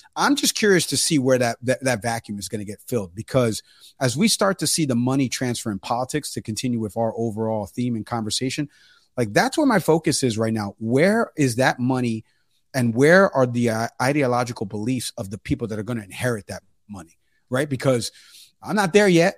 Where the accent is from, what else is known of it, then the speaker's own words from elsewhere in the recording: New York, United States; moved away; I'm from New York, and he would have been my congressman if I still lived there